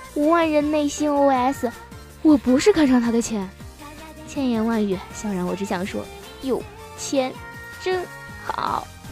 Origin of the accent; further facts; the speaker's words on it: China; 我们中国人鬼恋不知道有多久了呢